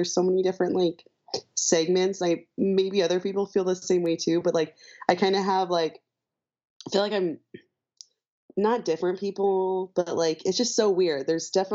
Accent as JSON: {"language": "English", "town": "St. Louis", "region": "Missouri", "country": "United States", "also_born_or_lived": "Chicago", "moved": "as an adult", "said": "I'm from St. Louis and I moved to Chicago for college."}